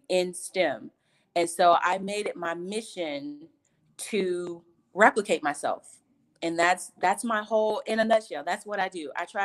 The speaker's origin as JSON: {"language": "English", "region": "Georgia", "country": "United States", "tie": "born or raised there", "said": "So I was born and raised in Georgia. I'm a Georgia peach, one of the few that still live in Georgia"}